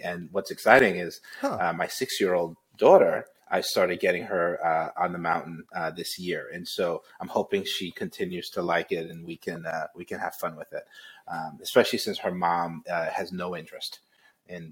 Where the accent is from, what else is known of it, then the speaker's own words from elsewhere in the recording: New York City, New York, United States; moved away as an adult; also born or lived in North Carolina; I was born in Brooklyn.